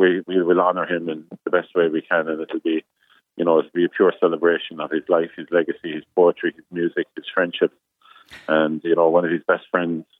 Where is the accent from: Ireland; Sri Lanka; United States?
Ireland; Nenagh, Tipperary; born or raised there